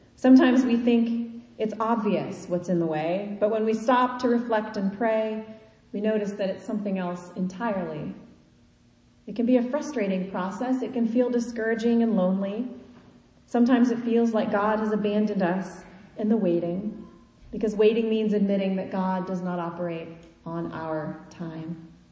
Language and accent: English; Kansas, United States; now in Eastern United States; I grew up in Kansas.